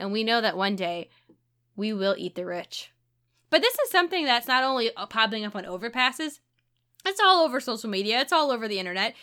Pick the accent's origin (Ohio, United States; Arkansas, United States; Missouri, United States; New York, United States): Missouri, United States; St. Louis; I'm from Saint Louis